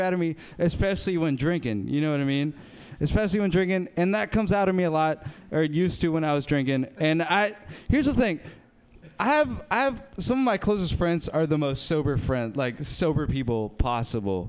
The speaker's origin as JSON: {"language": "English", "town": "Berkeley", "region": "California", "country": "United States", "tie": "born or raised there", "said": "I grew up in South Berkeley"}